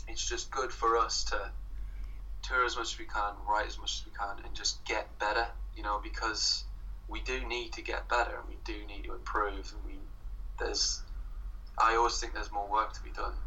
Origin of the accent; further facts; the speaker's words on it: Sunderland, North East England, United Kingdom; moved away as an adult; now in Brighton, United Kingdom; I'm from Sunderland as well